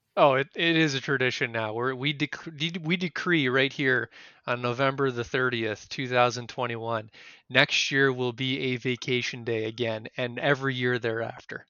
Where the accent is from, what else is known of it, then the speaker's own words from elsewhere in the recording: Canada; we're Canadian